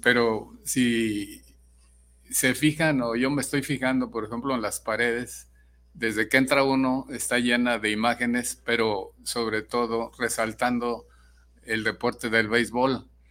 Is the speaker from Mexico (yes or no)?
yes; San Ignacio Cerro Gordo, Jalisco, Mexico; now in Guadalajara, Mexico; de San Ignacio, donde yo nací.